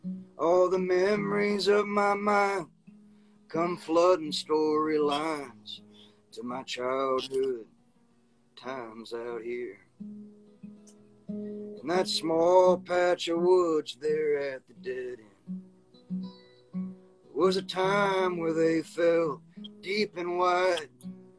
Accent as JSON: {"language": "English", "region": "the South", "country": "United States", "tie": "born or raised there", "said": "this is a song about growing up in the South and seeing it from one perspective, and then going back to the South and seeing it from another perspective."}